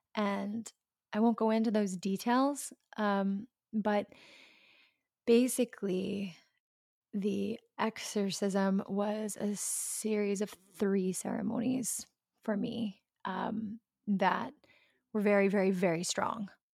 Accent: the South, United States; I grew up in the South

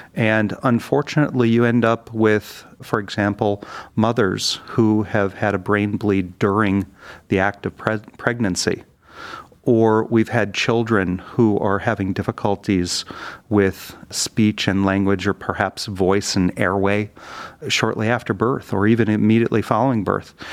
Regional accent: Detroit, Michigan, United States; moved away as an adult; also born or lived in Pittsburgh; now in Cleveland, United States; I grew up in the Detroit area

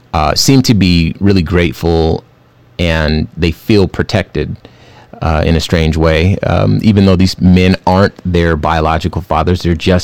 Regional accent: Los Angeles, California, United States; I'm from Los Angeles, and those were the sorts of people I would interact with, Chinese and Korean folks. When I was growing up, everybody, there's all types of Asian folks in California, but those are the folks I remember.

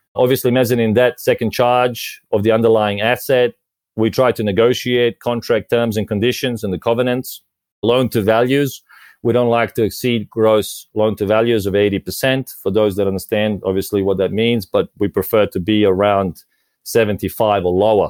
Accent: Australia; moved away as an adult; also born or lived in Croatia / Japan / Vietnam / London; now in Malta; I was originally born in Croatia, so which is I guess southern or eastern Europe or mixture of both. I grew up in Australia since we migrated there

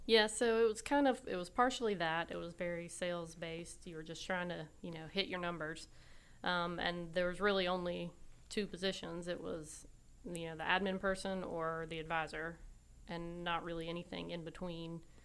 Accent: Raleigh, North Carolina, United States; also born or lived in Wilmington, North Carolina; I was born and raised basically here in Raleigh

